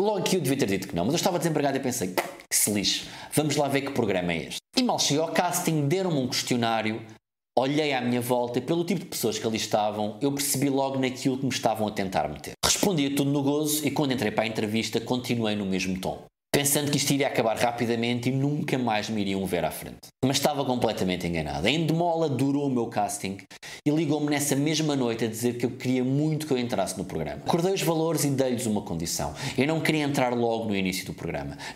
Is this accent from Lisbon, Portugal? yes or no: yes; Cacém, Lisbon, Portugal; tenho 25 anos, venho do Cacém